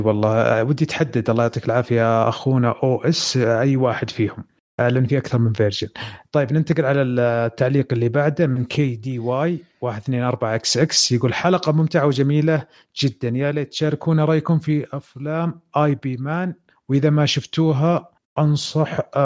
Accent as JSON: {"language": "Arabic", "country": "Saudi Arabia", "said": "عندنا في السعوديه"}